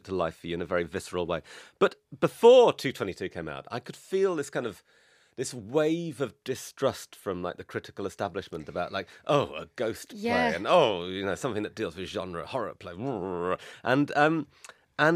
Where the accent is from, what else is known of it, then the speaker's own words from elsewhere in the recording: Newcastle upon Tyne, North East England, United Kingdom; I grew up in Newcastle